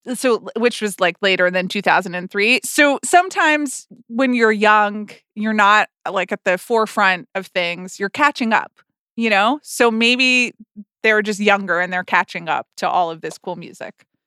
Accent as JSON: {"language": "English", "town": "Atlanta", "region": "Georgia", "country": "United States", "tie": "born or raised there", "moved": "yes", "said": "I grew up in Atlanta, which is, uh, the Coca-Cola town"}